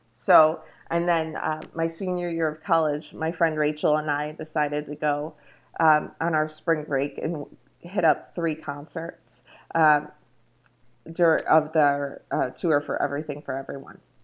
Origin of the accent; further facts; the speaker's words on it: Rochester, New York, United States; I grew up in Rochester, New York